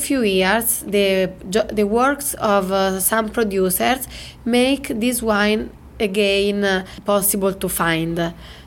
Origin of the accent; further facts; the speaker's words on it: Umbria, Italy; we are from Umbria